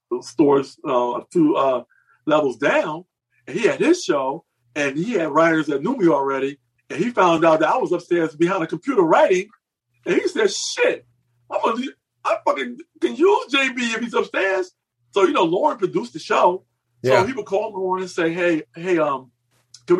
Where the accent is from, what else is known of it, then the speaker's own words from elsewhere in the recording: New York, United States; moved away as an adult; also born or lived in Los Angeles; I'm a New Yorker